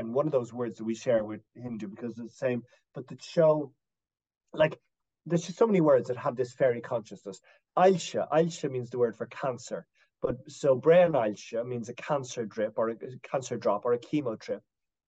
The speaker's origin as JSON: {"language": "English", "town": "Dublin", "region": "Leinster", "country": "Ireland", "tie": "born or raised there", "also_born_or_lived": "West Coast of Ireland", "said": "I was born in Dublin, you know, in a non-Irish speaking place, but we spent a lot of our time in the West Coast in this area"}